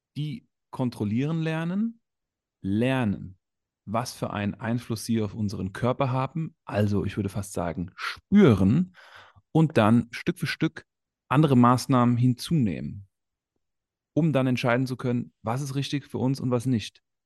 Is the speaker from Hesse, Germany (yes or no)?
yes; Frankfurt, Hesse, Germany; Ich bin in Frankfurt aufgewachsen